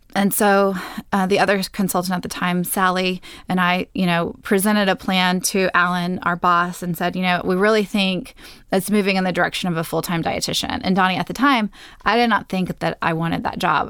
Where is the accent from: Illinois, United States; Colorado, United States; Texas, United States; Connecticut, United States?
Texas, United States; moved away as an adult; also born or lived in San Diego, California; I'm a Texan